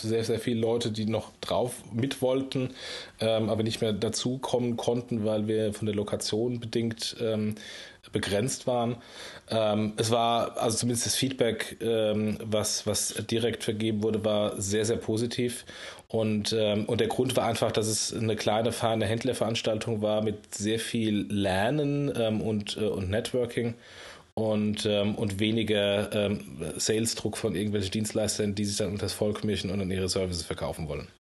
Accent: Germany; unserer deutschen Kultur

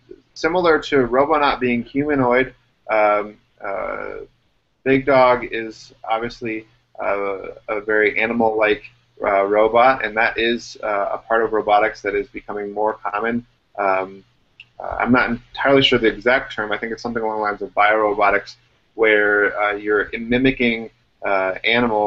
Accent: Illinois, United States; born or raised there

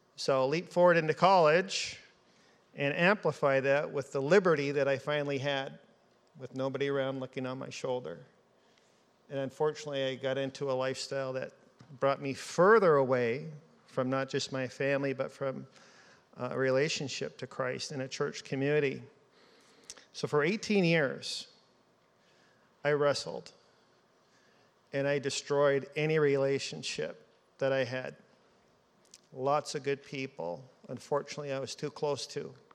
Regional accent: Seattle, Washington, United States; moved away; also born or lived in Alaska; as a child growing up in Seattle

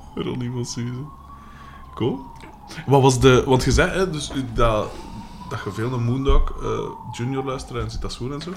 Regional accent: Aalst, Flanders, Belgium; accent: Aalsters; ik ben van de kanten van Aalst

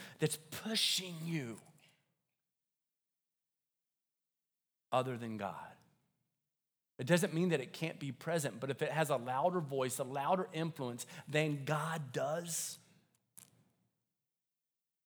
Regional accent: Deep South, United States; I grew up in the South, like deep South

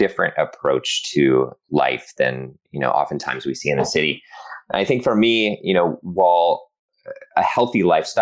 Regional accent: Boulder, Colorado, United States; moved away as an adult; now in Los Angeles, United States; I grew up in Boulder, Colorado

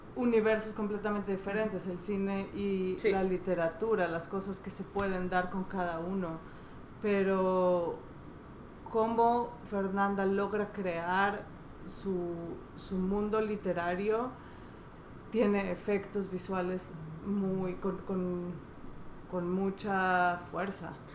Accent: Veracruz, Mexico; Yo soy de Veracruz

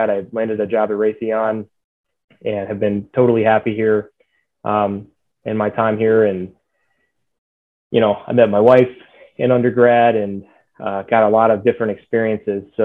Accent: Dallas, Texas, United States; also born or lived in Denton, Texas; I live in Texas. I grew up in Texas, um, born in the Dallas area, and um, born here. Grew up through school, through high school, and um, went to undergrad at the University of North Texas, up in Denton

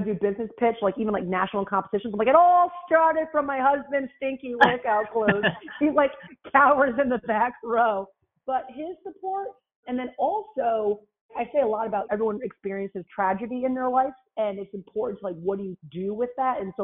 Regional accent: Rhode Island, United States; now in Houston, United States; I live in Houston, Texas, but I'm from Rhode Island, so I have this like weird accent

